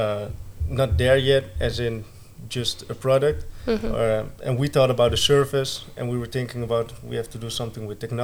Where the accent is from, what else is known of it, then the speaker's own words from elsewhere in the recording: Alphen aan den Rijn, South Holland, Netherlands; moved away as an adult; now in Breda, Netherlands; I'm from Alphen aan den Rijn. That's not near Breda, but currently I live here for 1.5 years